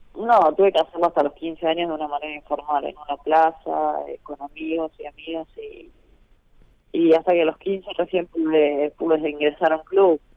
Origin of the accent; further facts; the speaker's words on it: Argentina; como argentina